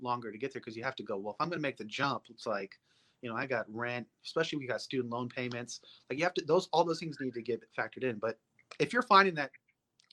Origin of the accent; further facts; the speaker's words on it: Alaska, United States; now in Texas, United States; I grew up in Alaska